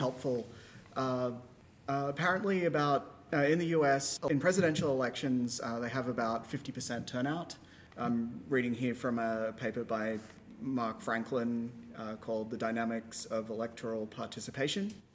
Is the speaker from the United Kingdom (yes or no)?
no; Australia; now in United States; my home country of Australia